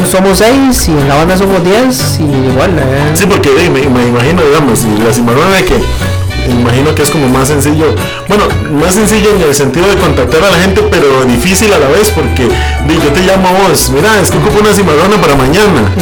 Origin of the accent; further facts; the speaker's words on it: Santo Domingo, Heredia, Costa Rica; como buen tico y buen domingueño, eso hay que sumarle el tico y el domingueño.